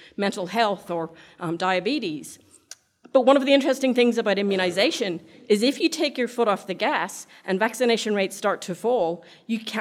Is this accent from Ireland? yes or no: yes; Ireland; now in Australia; I'm Irish, so I speak really fast